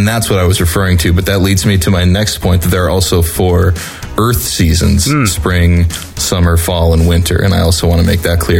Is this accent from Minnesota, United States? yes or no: yes; Minnesota, United States; moved away as an adult; now in Milwaukee, United States; I grew up in Minnesota, and it's like real cold and real snowy